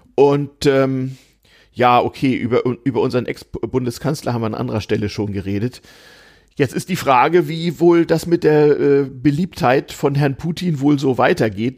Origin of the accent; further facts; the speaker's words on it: Northern Germany, Germany; now in Berlin, Germany; ich als Norddeutscher